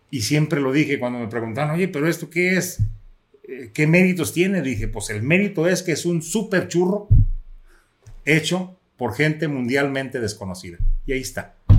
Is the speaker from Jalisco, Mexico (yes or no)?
yes; Quitupan, Jalisco, Mexico; el lugar donde yo nací, que es el municipio de Quitupan, Jalisco